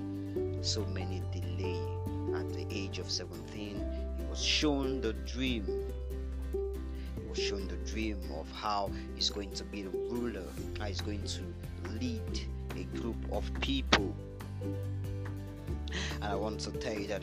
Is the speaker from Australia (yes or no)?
no; Nigeria